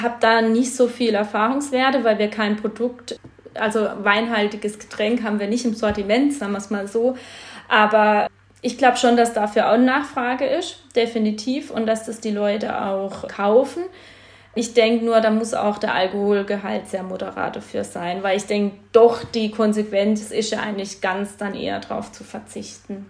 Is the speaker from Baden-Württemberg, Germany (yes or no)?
yes; Eichstetten am Kaiserstuhl, Baden-Württemberg, Germany; also born or lived in Geisenheim; bin gebürtig aus Eichstätten am Kaiserstuhl und komme halt aus einer Winzerfamilie